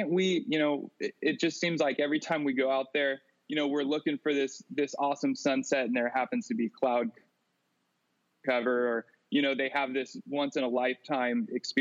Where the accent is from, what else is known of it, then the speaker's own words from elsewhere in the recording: Clovis, California, United States; grew up in Clovis, California. That's where I'm currently living. Never left my hometown